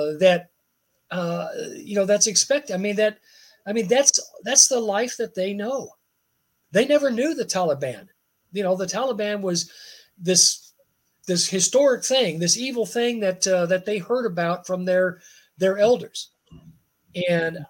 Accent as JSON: {"language": "English", "country": "United States", "said": "as an American"}